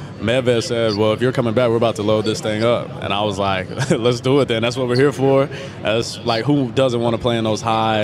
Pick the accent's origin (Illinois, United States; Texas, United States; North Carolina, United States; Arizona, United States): Texas, United States; Dallas; I'm from Dallas, so my family are huge Cowboys fans